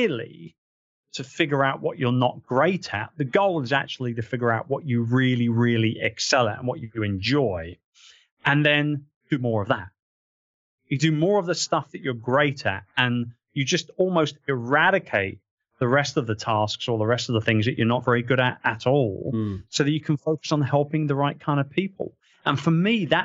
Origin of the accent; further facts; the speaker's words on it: United Kingdom; now in Philippines; I'm British.